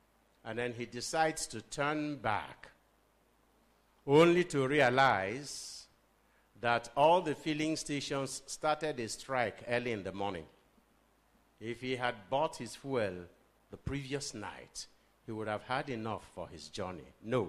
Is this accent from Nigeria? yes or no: yes; Nigeria; Okay, we are boasting, you are a British and I'm a Nigerian.